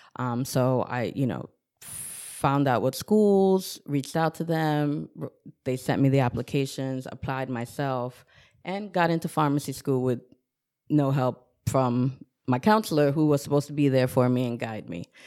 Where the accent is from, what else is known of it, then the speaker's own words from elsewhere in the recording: Newburgh, New York, United States; also born or lived in Bronx, New York; I grew up in the city of Newburgh on Bayview Terrace with the view of the Hudson River